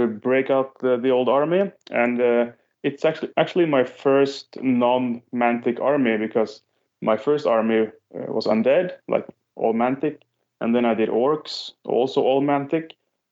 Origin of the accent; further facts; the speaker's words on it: Norway; Norwegian player